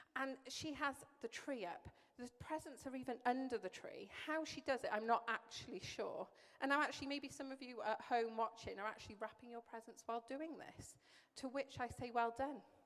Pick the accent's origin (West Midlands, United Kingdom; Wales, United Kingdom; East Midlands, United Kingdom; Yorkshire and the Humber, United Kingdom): Wales, United Kingdom; Welsh; moved away; I'm Welsh